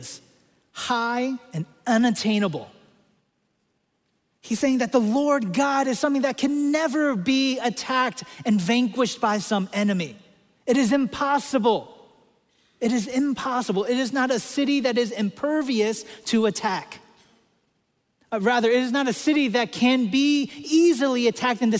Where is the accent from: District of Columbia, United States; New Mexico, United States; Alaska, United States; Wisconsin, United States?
District of Columbia, United States; Washington; I grew up in Washington, D.C.